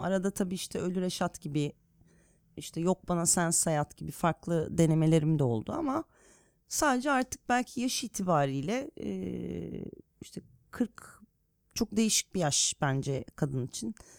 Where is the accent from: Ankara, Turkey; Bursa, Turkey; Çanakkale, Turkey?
Bursa, Turkey; now in Istanbul, Turkey; Bursa'da büyüdüğüm için. Bursalıyım derim